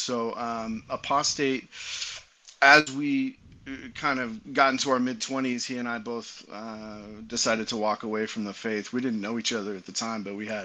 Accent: Utah, United States; also born or lived in Santiago, Dominican Republic; We're both from Utah. We both grew up here

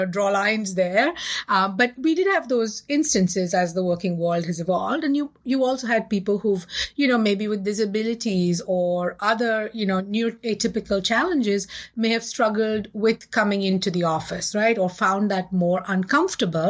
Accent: India; I grew up in India in the 70s and the 80s

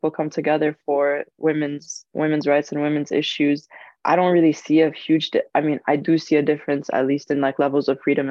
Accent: Cairo, Cairo Governorate, Egypt; Cairo, especially, of course, because that's my hometown

